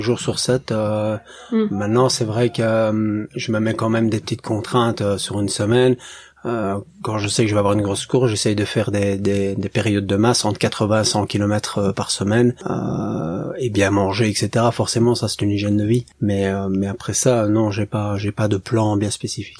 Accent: Belgium; je viens de Belgique

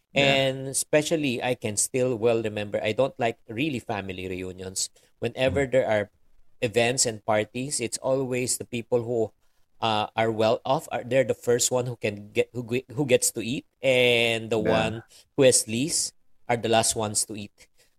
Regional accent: Philippines; Well, definitely, being raised as a Filipino-Chinese has really has great advantages

